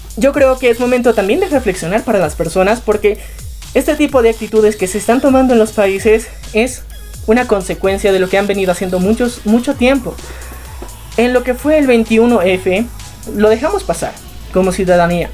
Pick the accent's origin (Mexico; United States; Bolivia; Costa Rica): Bolivia; nosotros como ciudadanos bolivianos